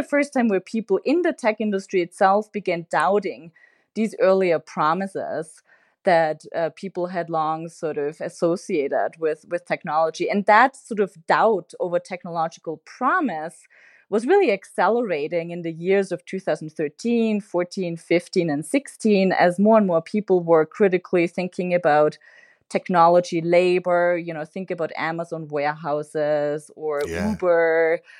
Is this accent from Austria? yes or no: yes; Austria; I'm originally from Austria.